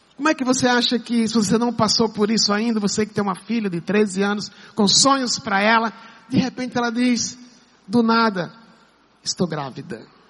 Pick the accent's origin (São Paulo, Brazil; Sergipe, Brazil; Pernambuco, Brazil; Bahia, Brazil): Pernambuco, Brazil; moved away; também sou, sou pernambucano